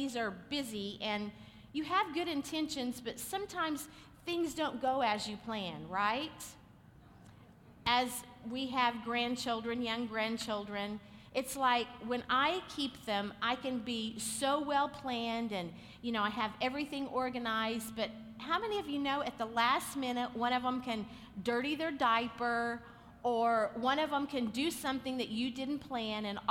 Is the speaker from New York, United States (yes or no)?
no; Oklahoma, United States; we're just from Oklahoma